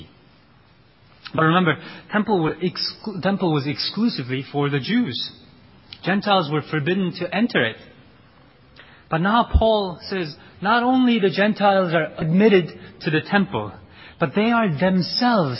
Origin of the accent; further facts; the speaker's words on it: South Korea; moved away; also born or lived in United States; Koreans are a very distinct group of people. And I had to tell people again and again in U.S. that we're different from the Chinese